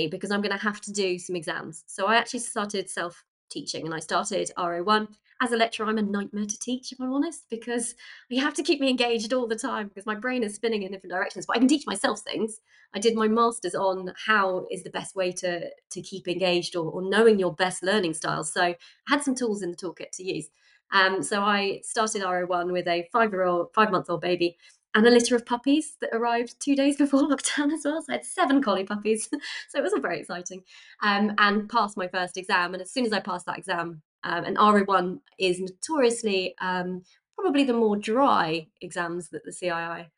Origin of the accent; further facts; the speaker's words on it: United Kingdom; as British people